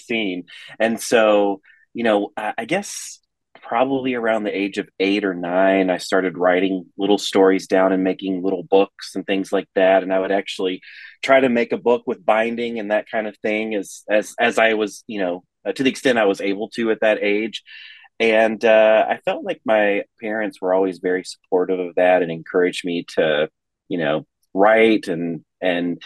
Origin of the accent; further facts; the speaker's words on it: East Tennessee, United States; So I was born in the Middle Tennessee area. We lived in East Tennessee from I was age 4, and then we left when I was 14, and we came back to Middle Tennessee.